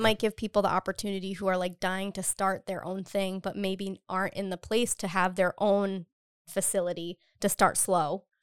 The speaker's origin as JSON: {"language": "English", "town": "Cumberland", "region": "Rhode Island", "country": "United States", "tie": "born or raised there", "also_born_or_lived": "Boston", "lives_now": "Providence, United States", "said": "I grew up in Cumberland. I went to college in Boston for three years, and I came back"}